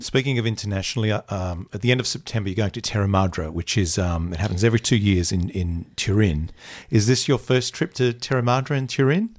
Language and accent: English; Bundaberg, Queensland, Australia; moved away; I'm from a small town. I grew up in Bundaberg